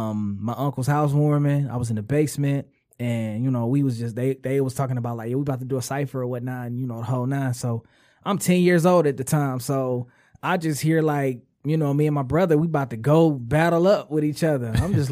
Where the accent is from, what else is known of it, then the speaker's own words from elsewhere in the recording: Detroit, Michigan, United States; West Side, Detroit. I grew up pretty much majority West Side, 6 Mile mainly.